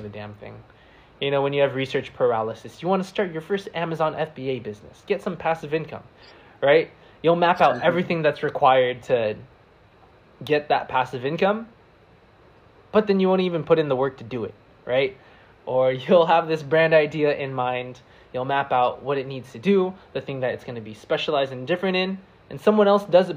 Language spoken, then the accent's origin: English; United States; accent: American; now in San Diego, United States; my American accent